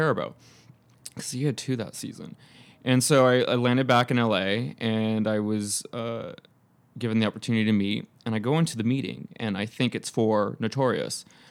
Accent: Temecula, California, United States; born or raised there; moved away as an adult; also born or lived in Fountain Valley, California / Los Angeles

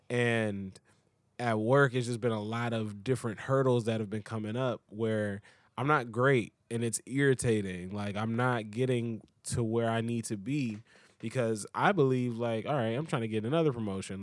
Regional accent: United States; I'm American

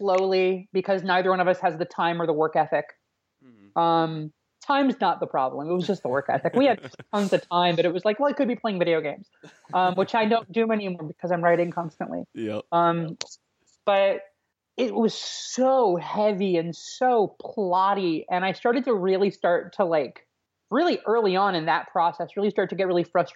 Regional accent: Richmond, Virginia, United States; moved away as an adult; now in New York, United States; I'm from New York originally, but I grew up in Central Virginia, in a suburb of Richmond

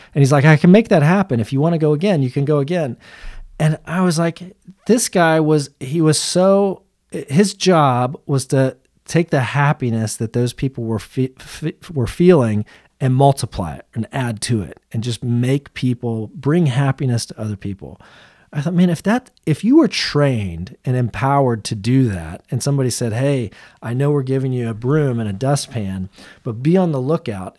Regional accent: Central Florida, United States; I grew up in Central Florida.

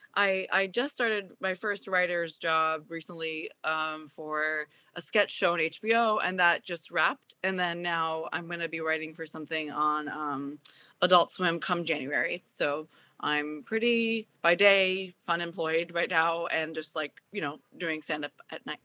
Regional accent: Japan; moved away; also born or lived in Washington, D.C.; I grew up in Japan

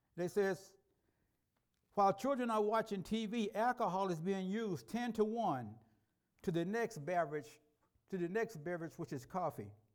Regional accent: Tennessee, United States; When I was growing up in Tennessee

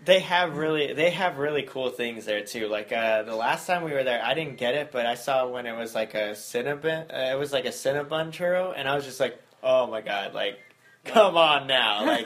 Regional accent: Las Vegas, Nevada, United States; we're from Las Vegas

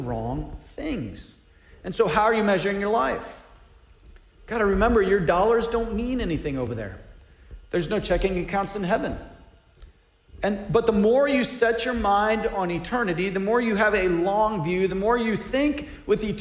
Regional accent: United States; I'm an American, even though my family lives on one income

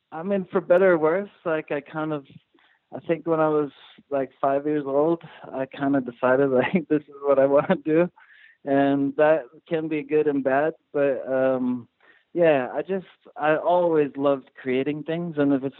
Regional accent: South Africa; born there; And so I was born in South Africa. My whole family is from there.

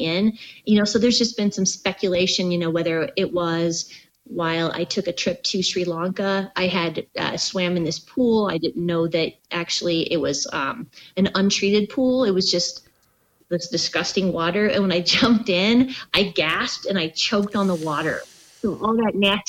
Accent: Southern California, United States; moved away; also born or lived in Washington / Oklahoma / Minnesota; I grew up in Southern California

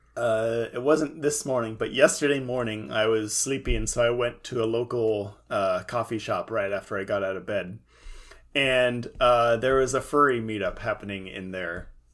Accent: Central California, United States; in my hometown, which is, of course, in Central California

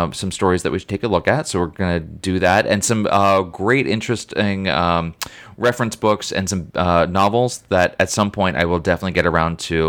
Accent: United States; accent: American; our American accents

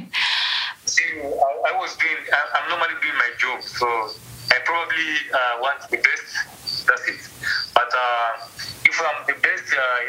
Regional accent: Arusha, Tanzania; I grew up in Arusha, in a greater region near Moshi. It's called Arusha.

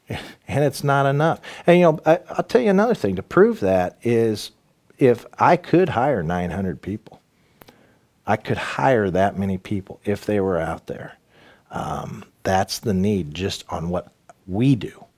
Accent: Danville, Illinois, United States; also born or lived in Champaign; my hometown of Danville

